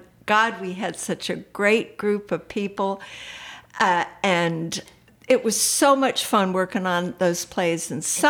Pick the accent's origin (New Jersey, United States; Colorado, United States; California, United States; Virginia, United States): Virginia, United States; Waynesboro; also born or lived in Schenectady, New York / Scottsville, Virginia / Charlottesville, Virginia; I am a transplant. I actually was born in upstate New York, Schenectady. My dad got transferred to Waynesboro in 1955 when they built the GE plant there. So I grew up in the Valley.